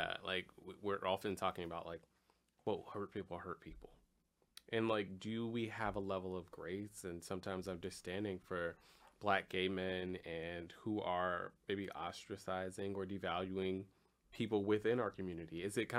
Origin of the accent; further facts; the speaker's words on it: Compton, California, United States; I'm a nigga from Compton.